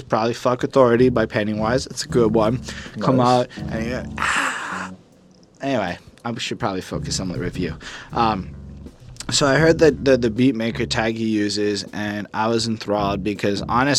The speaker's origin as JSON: {"language": "English", "country": "Canada", "said": "I'm a Canadian."}